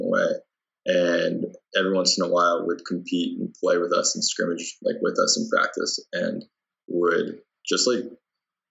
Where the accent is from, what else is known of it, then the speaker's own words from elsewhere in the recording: St. Thomas, Ontario, Canada; I'm actually from St. Thomas